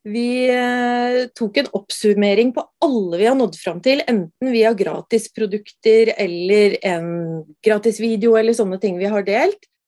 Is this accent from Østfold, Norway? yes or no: no; Brumunddal, Innlandet, Norway; jeg er eh, fra Brumunddal og veldig jordnær